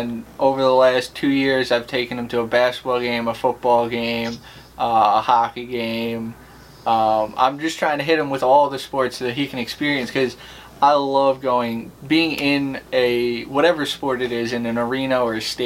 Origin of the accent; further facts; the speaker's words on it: Long Island, New York, United States; when I was growing up, I was from Long Island, and I had season tickets for the Mets with my family